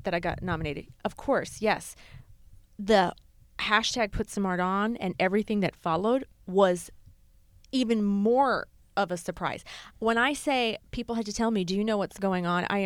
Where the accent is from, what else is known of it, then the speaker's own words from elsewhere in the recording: New Hampshire, United States; now in New York, United States; New Hampshire.